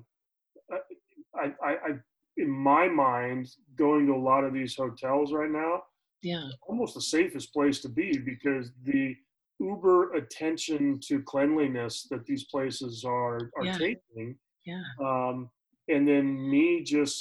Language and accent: English; Colorado, United States; moved away as an adult; now in Florida, United States; Growing up in Colorado